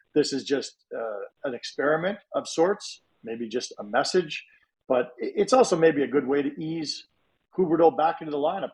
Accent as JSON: {"language": "English", "town": "Toronto", "region": "Ontario", "country": "Canada", "tie": "born or raised there", "moved": "yes", "lives_now": "Calgary, Canada", "said": "when I was a kid growing up in Toronto"}